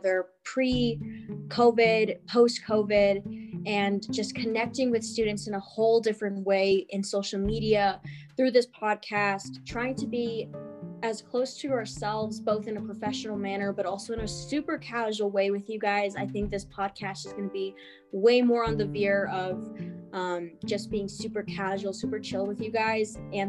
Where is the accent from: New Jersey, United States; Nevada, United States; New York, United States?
Nevada, United States; Reno; also born or lived in Carson City, Nevada / Dayton, Nevada; I was born in Reno, Nevada, as some of us are here. And then I did go between Carson City and Dayton